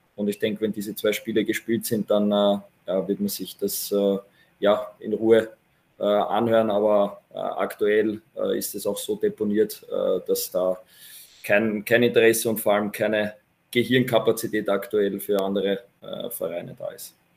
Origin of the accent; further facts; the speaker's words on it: Vienna, Austria; moved away as an adult; now in Ried im Innkreis, Austria; als Wiener, bevor ich nach Ried gekommen bin